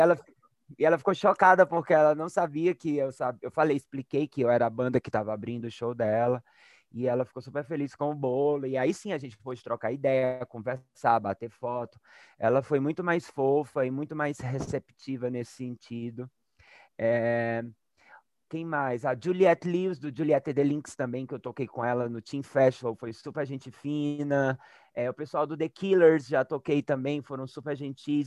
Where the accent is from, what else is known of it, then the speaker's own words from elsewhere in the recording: Crato, Ceará, Brazil; moved away; eu sou do Crato, que é sertão do Ceará, é uma cidade bem pequenininha lá no agreste cearense. E lá nos anos 80 e 90, quando eu era criança